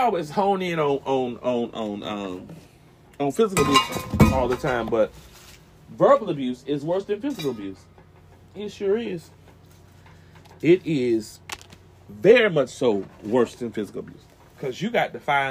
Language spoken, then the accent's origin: English; the South, United States; I was raised in the South